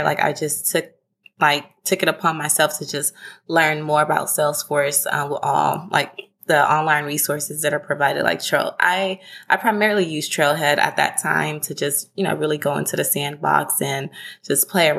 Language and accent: English; Houston, Texas, United States; also born or lived in Denton, Texas; now in Dallas, United States; I am originally from Houston, Texas, currently based in Dallas, Texas.